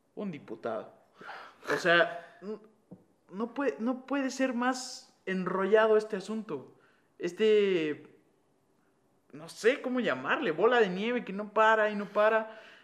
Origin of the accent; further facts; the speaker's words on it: Mexico; now in Guatemala; ahora somos, bueno, mexicanos